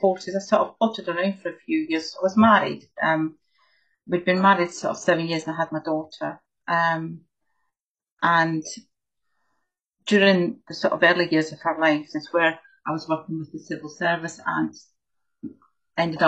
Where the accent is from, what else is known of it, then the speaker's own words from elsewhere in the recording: Scotland, United Kingdom; So I grew up in Scotland